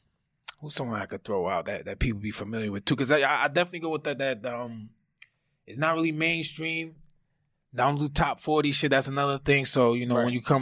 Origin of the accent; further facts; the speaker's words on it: Grand Rapids, Michigan, United States; I'm from Michigan, if people don't know.